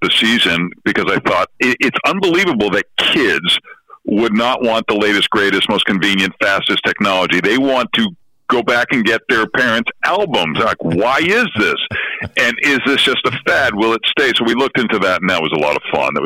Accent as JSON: {"language": "English", "town": "Boston", "region": "Massachusetts", "country": "United States", "tie": "born or raised there", "moved": "yes", "lives_now": "Chicago, United States", "said": "growing up in Boston"}